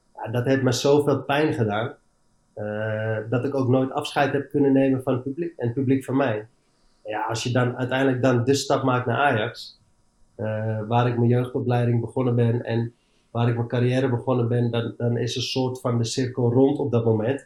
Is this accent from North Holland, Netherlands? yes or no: yes; Amsterdam, North Holland, Netherlands; moved away as an adult; also born or lived in Eindhoven / England; ik ben opgegroeid in Amsterdam, als Amst ik ben Amsterdamse jongens